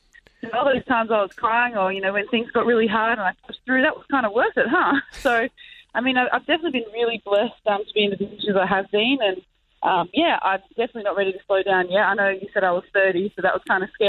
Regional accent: Adelaide, South Australia, Australia; I'm actually from Adelaide

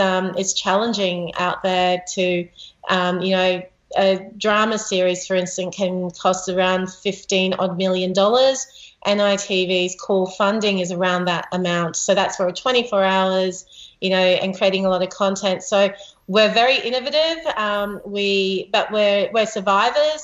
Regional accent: Australia; as an Australian, our culture is about as much about the land where we're occupying

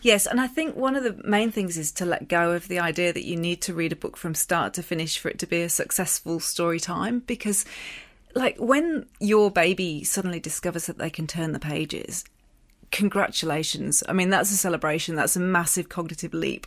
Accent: England, United Kingdom; accent: English; moved away; it brought out my English accent

